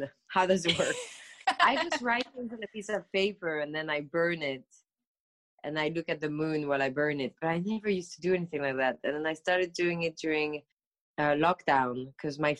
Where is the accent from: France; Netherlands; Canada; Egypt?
France; Paris, Île-de-France; moved away as an adult; also born or lived in London / New York; I grew up in Paris, and then I studied in London for a bit.